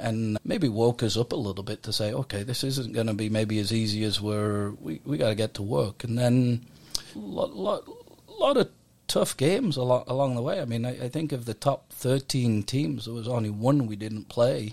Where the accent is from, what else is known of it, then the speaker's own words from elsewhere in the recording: Middlesbrough, North East England, United Kingdom; also born or lived in Leeds; now in United States; I'm from Middlesbrough in England